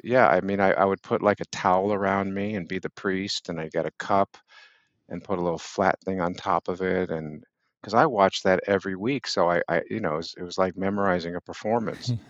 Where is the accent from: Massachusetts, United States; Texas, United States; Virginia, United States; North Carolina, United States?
Massachusetts, United States; Boston; also born or lived in Brooklyn Heights, New York; now in New York City, United States; when I was, uh, seven, we moved from New York to Boston.